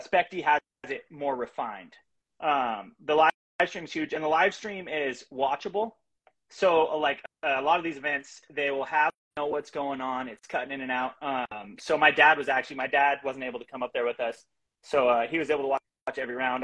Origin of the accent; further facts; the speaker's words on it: Bremerton, Washington, United States; I'm from Bremerton, Washington area, Kitsap County.